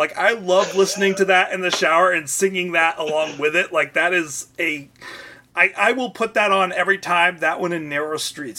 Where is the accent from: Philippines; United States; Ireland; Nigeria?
United States; I'm American.